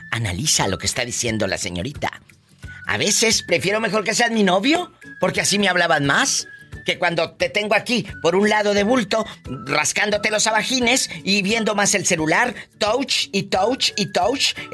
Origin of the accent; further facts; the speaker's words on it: San Juan del Río, Querétaro, Mexico; Vengo de San Juan del Río